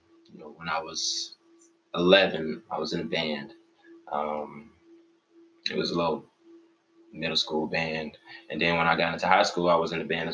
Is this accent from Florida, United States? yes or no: yes; West Palm Beach, Florida, United States; now in Tallahassee, United States; I'm from West Palm Beach. Shout out to 561, you know, That's where my parents stay and everything